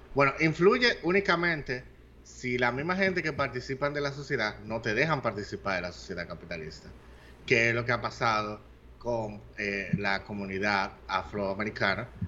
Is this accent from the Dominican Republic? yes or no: yes; Dominican Republic; si los dominicanos somos o no somos negros, hay un movimiento aquí de gente que dice que los dominicanos somos africanos también